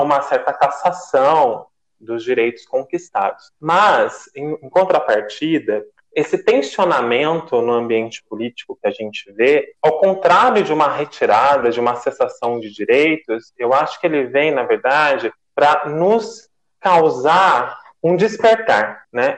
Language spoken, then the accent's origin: Portuguese; Mogi Mirim, São Paulo, Brazil; sou da cidade de Mojimirim